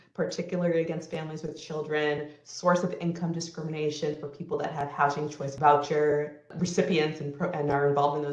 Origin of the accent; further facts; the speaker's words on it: Salem, New Hampshire, United States; I grew up in Salem, New Hampshire